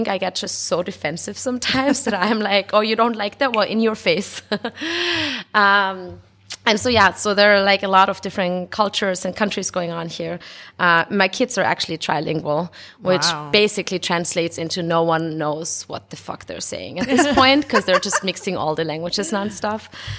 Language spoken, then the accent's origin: English; Austria; also born or lived in Mexico; now in Brooklyn, United States; So I'm half Mexican, half Austrian. My dad is from Mexico, the FM, and my mom is from Austria. And so I was born in Austria and I grew up in Austria and in Mexico, went back and forth a lot.